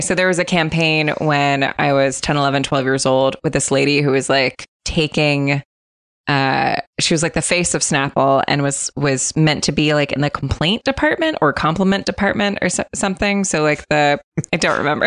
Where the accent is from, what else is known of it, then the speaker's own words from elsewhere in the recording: United States; I'm American